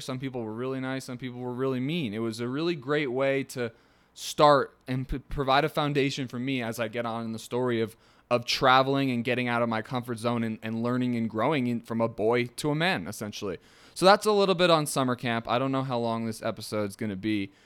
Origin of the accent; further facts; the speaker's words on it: Ringwood, New Jersey, United States; also born or lived in Manhattan, New York / England; I was born in Manhattan. I, I grew up in Ringwood, New Jersey, my entire life